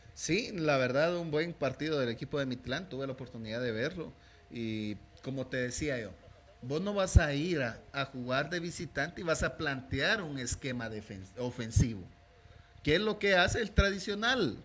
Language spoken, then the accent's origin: Spanish; Guatemala; como guatemalteco